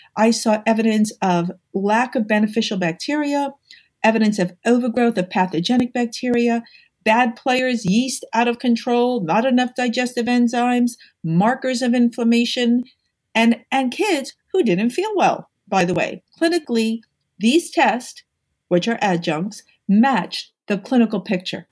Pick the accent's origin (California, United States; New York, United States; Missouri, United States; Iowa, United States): New York, United States; I'm a New Yorker.